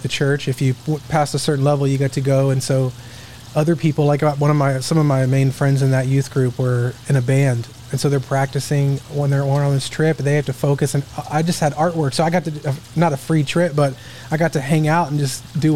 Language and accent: English; Duncanville, Texas, United States; also born or lived in Midlothian, Texas / Dallas, Texas; I grew up in Duncanville, Texas